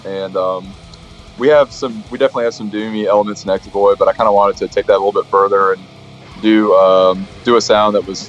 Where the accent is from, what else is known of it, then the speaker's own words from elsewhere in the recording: Birmingham, Alabama, United States; Even though we're from Birmingham